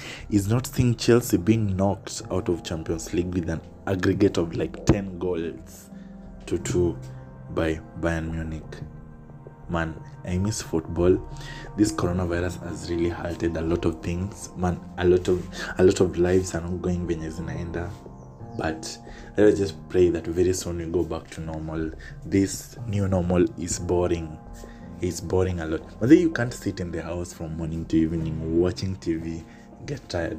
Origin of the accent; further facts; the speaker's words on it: Kenya; I'm Kenyan